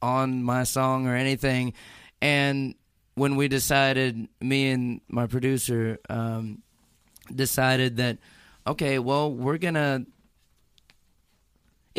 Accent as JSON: {"language": "English", "region": "Florida", "country": "United States", "moved": "yes", "lives_now": "Nashville, United States", "said": "I am totally that Floridian."}